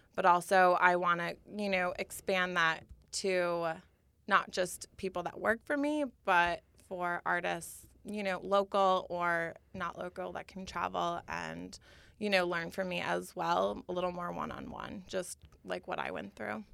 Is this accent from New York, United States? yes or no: yes; Schenectady, New York, United States; my hometown of Schenectady, New York